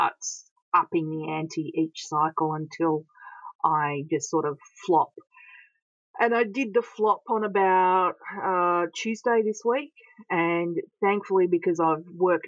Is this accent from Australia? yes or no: yes; Bendigo, Victoria, Australia; I grew up in Bendigo playing around all of these mine shafts that I've now been researching